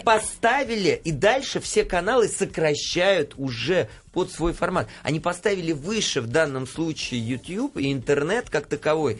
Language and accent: Russian; Saint Petersburg, Russia; now in Moscow, Russia; я вообще из Петербурга